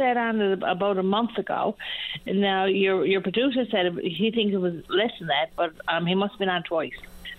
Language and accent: English; Witless Bay, Newfoundland and Labrador, Canada; also born or lived in Tors Cove; now in Ontario, Canada; I was living in Torscove last, but I'm from Whitless Bay.